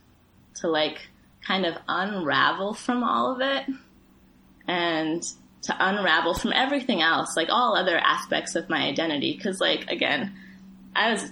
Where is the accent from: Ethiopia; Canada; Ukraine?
Ethiopia; moved away; I'm from Ethiopia